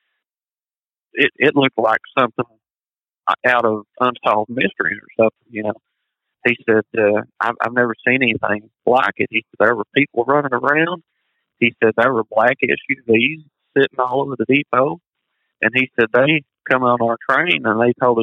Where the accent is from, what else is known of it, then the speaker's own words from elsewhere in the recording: Paintsville, Kentucky, United States; moved away as an adult; my hometown, not 3 miles from where I grew up